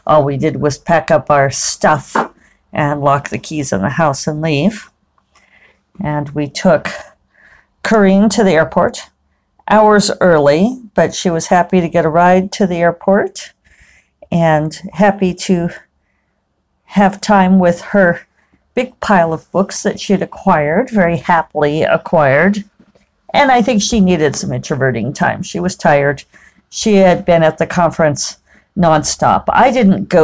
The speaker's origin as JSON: {"language": "English", "country": "United States", "said": "we're from America"}